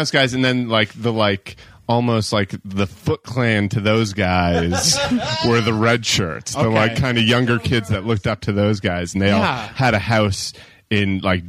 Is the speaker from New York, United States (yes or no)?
no; Sandwich, Massachusetts, United States; I'm from Sandwich, Massachusetts.